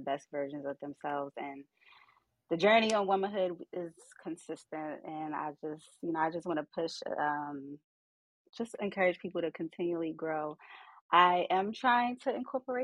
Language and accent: English; Baltimore, Maryland, United States; I'm from Baltimore